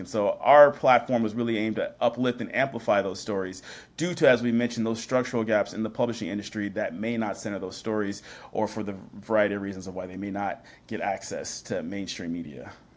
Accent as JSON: {"language": "English", "region": "Washington", "country": "United States", "tie": "born or raised there", "also_born_or_lived": "Seattle, Washington / Puyallup, Washington / Tacoma, Washington", "said": "I grew up in Washington State"}